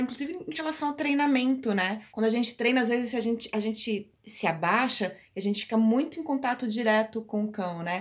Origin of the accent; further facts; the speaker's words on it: Piracicaba, São Paulo, Brazil; nós somos de Piracicaba